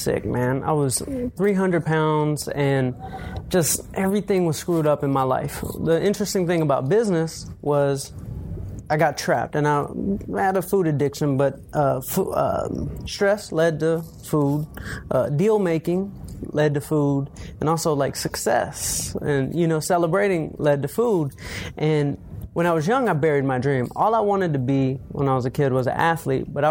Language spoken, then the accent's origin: English; Atlanta, Georgia, United States; I grew up in Atlanta.